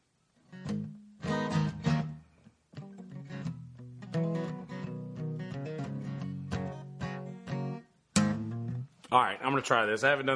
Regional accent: Bennettsville, South Carolina, United States; also born or lived in Florence, South Carolina; I am from Bennettsville, South Carolina

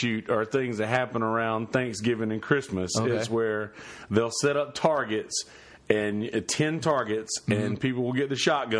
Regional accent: Marlboro County, South Carolina, United States; Like I grew up in Marlboro County, which is a few counties over from here.

